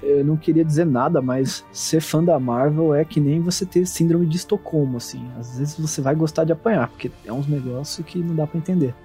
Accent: Brazil; como brasileiro

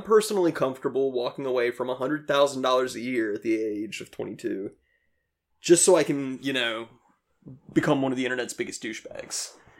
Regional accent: Ohio, United States; now in Los Angeles, United States; Well, I moved out to Los Angeles here.

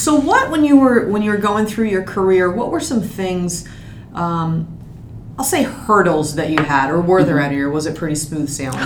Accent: around Baltimore, Maryland, United States; I grew up around Baltimore and I've been here most of my life.

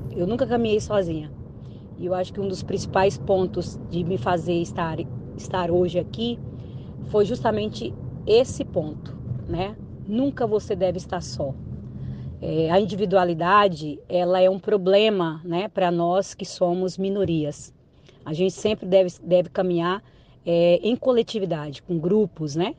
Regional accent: Indianópolis, Tocantins, Brazil; eu nasci em Indianópolis, Tocantins, na época era Goiás

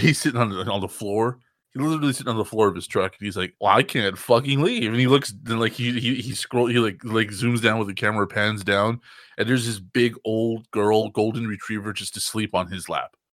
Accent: Texas, United States; I'm from Texas

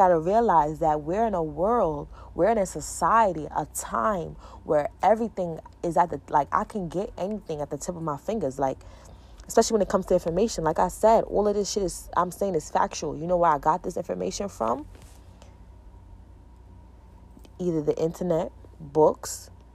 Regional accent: New York, United States; I'm from New York

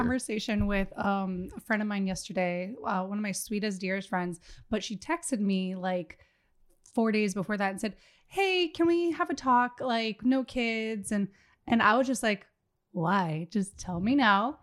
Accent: Miami, Florida, United States; moved away as an adult; now in Minnesota, United States; I'm originally from Miami, Florida

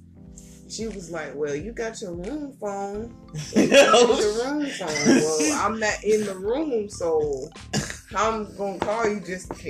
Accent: Columbia, United States; born or raised there

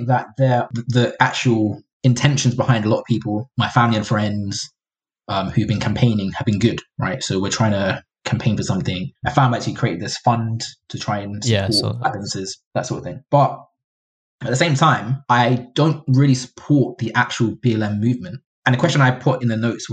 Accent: London, United Kingdom; I grew up in Catford, a very Black neighborhood

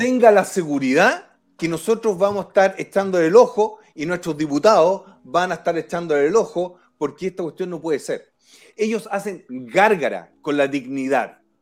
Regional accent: Chile; como chileno

